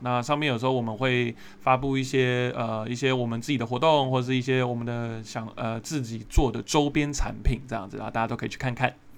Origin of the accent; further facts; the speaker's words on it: Taiwan; 因为我自己身为台湾人，我也会有这个坏习惯